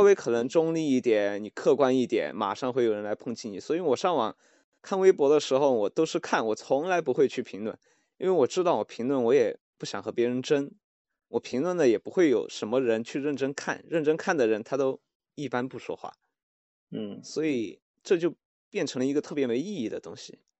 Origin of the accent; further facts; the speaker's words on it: Chengdu, Sichuan, China; now in Shanghai, China; 我现在在上海，然后我家是成都的嘛